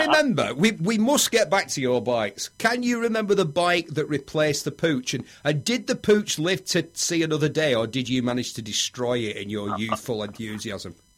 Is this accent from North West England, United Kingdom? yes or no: yes; Bury, North West England, United Kingdom; I'm from Bury, yeah. Lancashire